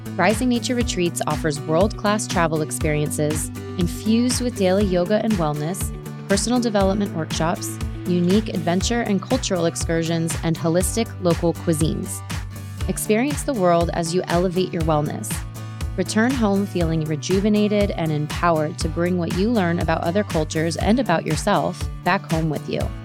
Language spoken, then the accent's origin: English; South Florida, United States; moved away as an adult; also born or lived in Sydney, Australia; I am American. I am from South Florida, born and raised